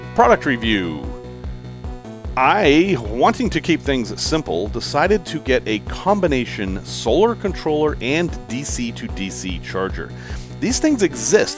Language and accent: English; Chicago, Illinois, United States; I'm from Chicago